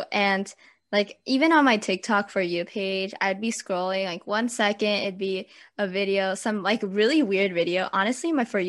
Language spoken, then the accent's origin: English; Southern California, United States; I'm also from Southern California